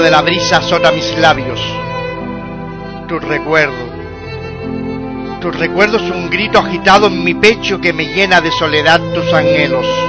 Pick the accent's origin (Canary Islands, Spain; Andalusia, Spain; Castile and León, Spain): Canary Islands, Spain; de mi tierra, de las Islas Canarias